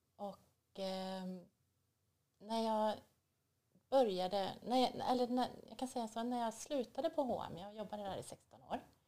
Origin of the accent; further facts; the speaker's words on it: Borås, Västra Götaland, Sweden; I Borås.